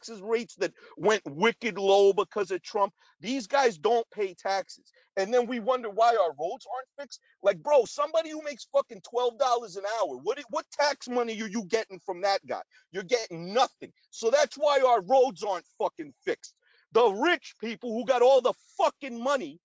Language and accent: English; Boston, Massachusetts, United States; we from Boston